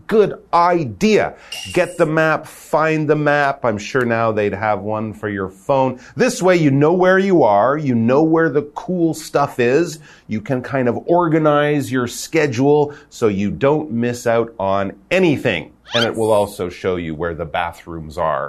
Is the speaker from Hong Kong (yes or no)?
no; Canada; now in Taiwan